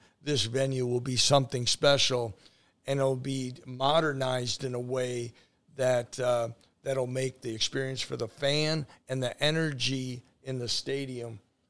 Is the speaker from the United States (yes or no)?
yes; Wisconsin, United States; I grew up in Wisconsin, close to Milwaukee.